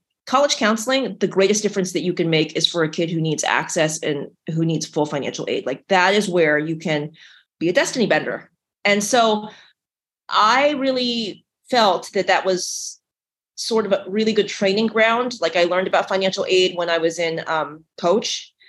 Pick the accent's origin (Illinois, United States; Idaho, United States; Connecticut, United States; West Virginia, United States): West Virginia, United States; also born or lived in Ohio / Missouri; I was born in West Virginia. I grew up in West Virginia and Ohio and Missouri.